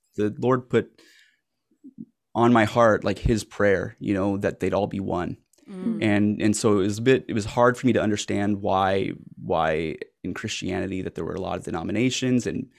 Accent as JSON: {"language": "English", "town": "Jerusalem", "region": "Jerusalem District", "country": "Israel", "tie": "born or raised there", "second_language": "English", "moved": "as an adult", "lives_now": "Canada", "said": "I am 36 years old. I was born in Jerusalem in Israel. I was raised there and only moved to Canada when I was 26. Now I've been here about 10 years."}